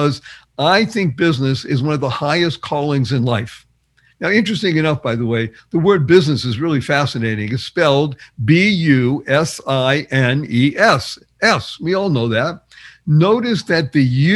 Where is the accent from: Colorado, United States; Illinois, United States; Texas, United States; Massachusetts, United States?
Massachusetts, United States; Boston; I grew up in Boston, Massachusetts